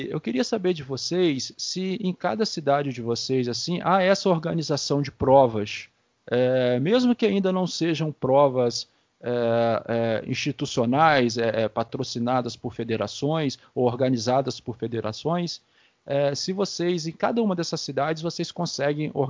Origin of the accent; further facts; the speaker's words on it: Campos dos Goytacazes, Rio de Janeiro, Brazil; nós aqui em Campos, que eu sou daqui de Campos, né?